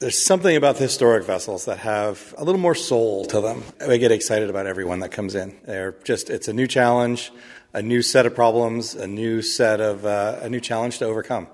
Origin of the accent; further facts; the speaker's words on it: Michigan, United States; now in Mystic, United States; My own background is I grew up in Michigan, and as my parents tell me, we were on the Detroit River